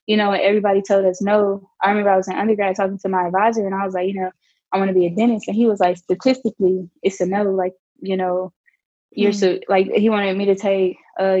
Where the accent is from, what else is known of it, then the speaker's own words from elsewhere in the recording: Little Rock, Arkansas, United States; moved away as an adult; now in Nashville, United States; growing up in Arkansas